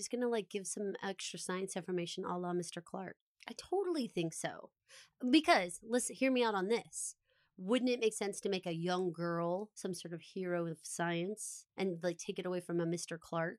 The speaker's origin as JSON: {"language": "English", "country": "Australia", "said": "But I'm an Aussie girl. Always have been."}